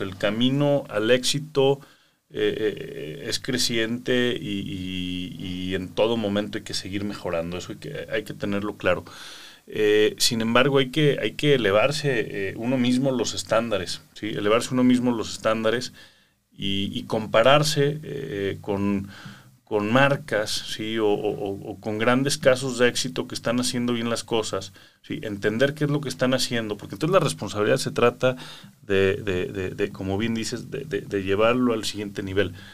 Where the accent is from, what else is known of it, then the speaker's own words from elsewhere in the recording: Mexico; como jóvenes mexicanos